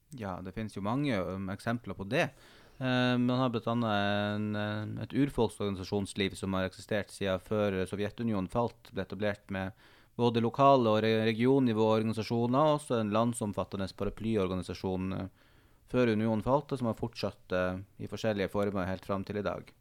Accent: Northern Norway, Norway; also born or lived in Tromsø; det her store landet som ligger for så vidt nærmere der jeg kommer fra, enn Oslo gjør

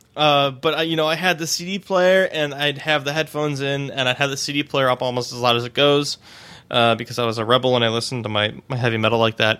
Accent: Cleveland, Ohio, United States; now in Pittsburgh, United States; I'm originally from Cleveland

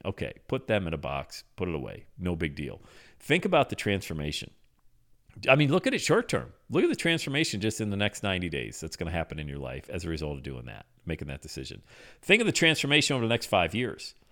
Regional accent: Buffalo, New York, United States; moved away as an adult; now in Cincinnati, United States; I'm from Buffalo.

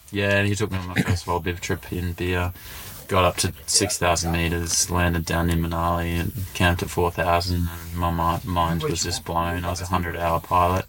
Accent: Canungra, Queensland, Australia; I grew up near Canungra

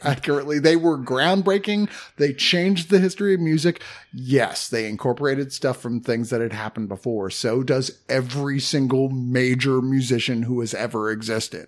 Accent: United States; We're from America.

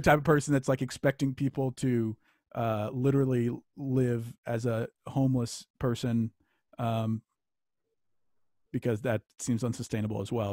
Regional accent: Louisiana, United States; I grew up in Louisiana

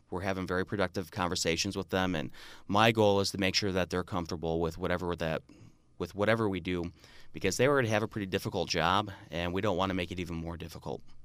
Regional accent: Marinette, Wisconsin, United States; also born or lived in Stevens Point, Wisconsin; I grew up in Marinette, Wisconsin, right on the Wisconsin U P border, about an hour north of Green Bay.

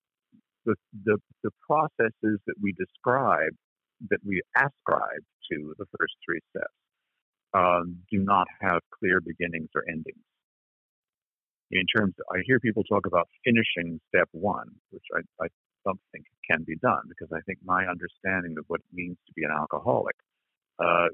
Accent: Berkeley, California, United States; I grew up in Berkeley in the 1960s

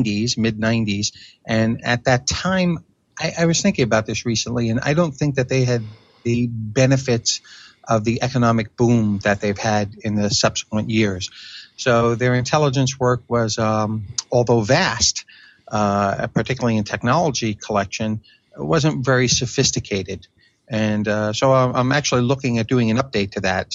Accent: New York City, New York, United States; moved away as an adult; now in London, United Kingdom; I'm originally from New York City

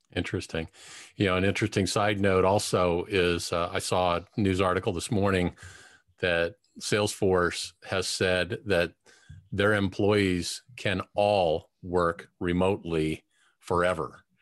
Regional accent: Cincinnati, Ohio, United States; I grew up in Cincinnati

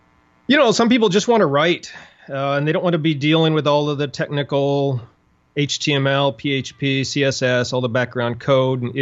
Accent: Montana, United States; moved away as an adult; also born or lived in Dallas, Texas; I grew up in Montana

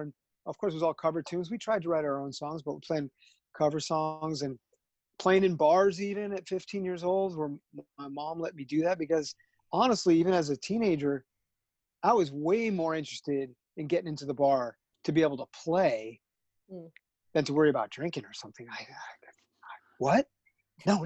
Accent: Southern Connecticut, United States; I grew up in Southern Connecticut

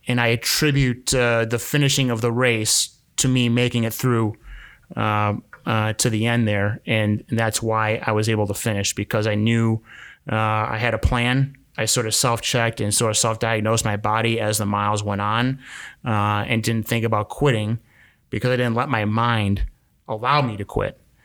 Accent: Milwaukee, Wisconsin, United States; I'm from Milwaukee

